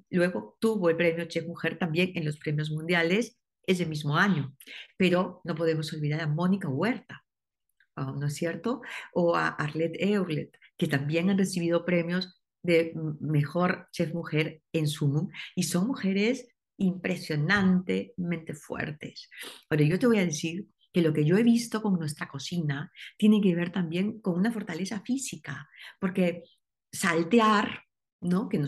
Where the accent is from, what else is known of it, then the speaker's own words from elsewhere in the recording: Peru; cuando nos preguntó a mi esposo y a mí, ustedes dónde son? Y dijimos, somos peruano